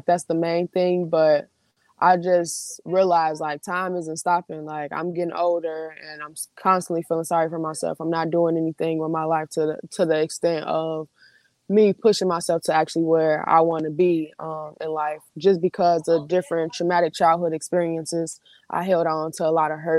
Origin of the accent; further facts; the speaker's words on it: Chicago, Illinois, United States; Where I was born and raised, I was born in one of, like, the roughest neighborhoods in the Chicagoland area